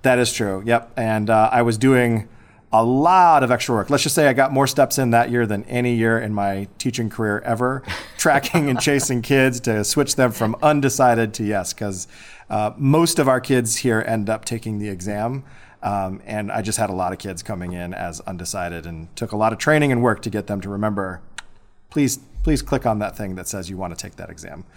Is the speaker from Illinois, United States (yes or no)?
yes; Bourbonnais, Illinois, United States; I was born and raised in Bourbonnais, Illinois. It's just about an hour south of Chicago